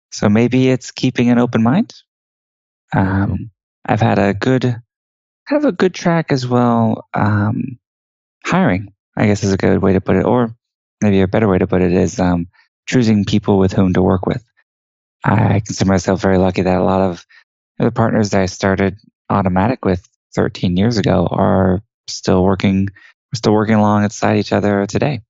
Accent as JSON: {"language": "English", "town": "Houston", "region": "Texas", "country": "United States", "tie": "born or raised there", "said": "I was born and raised in Houston, Texas, which is actually where I'm talking to you from today"}